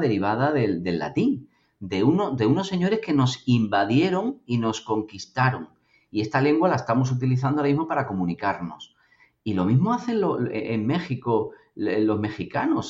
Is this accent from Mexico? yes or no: no; Spain; como español